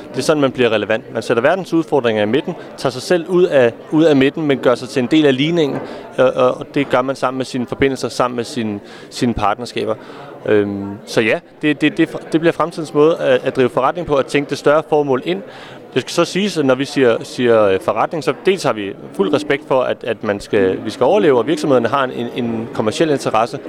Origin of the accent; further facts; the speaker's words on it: Copenhagen, Capital Region of Denmark, Denmark; Nu er jeg selv fra København